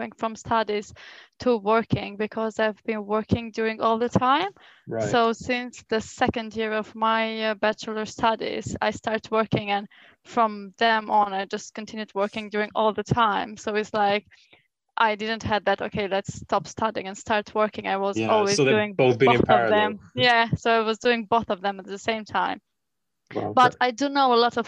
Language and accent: English; Albania; moved away as an adult; now in United Kingdom; I was born in Albania